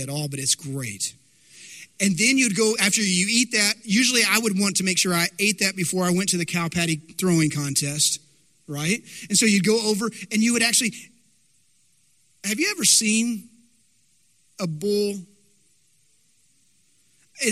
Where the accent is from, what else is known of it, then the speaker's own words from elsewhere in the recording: Dumas, Texas, United States; I remember growing up in Dumas. Now, Dumas, Texas, it's north of Amarillo, Texas Panhandle